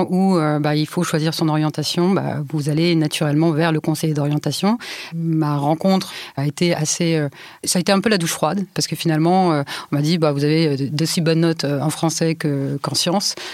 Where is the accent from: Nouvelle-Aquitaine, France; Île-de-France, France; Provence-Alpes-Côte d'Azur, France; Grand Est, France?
Île-de-France, France; Je viens de Seine-Saint-Denis et en Seine-Saint-Denis, l'école de droit auquel vous avez droit est celle de votre secteur.